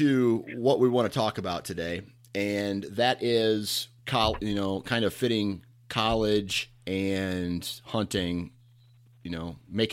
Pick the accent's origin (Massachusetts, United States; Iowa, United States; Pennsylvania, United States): Iowa, United States; Mount Pleasant; my hometown of Mount Pleasant, Iowa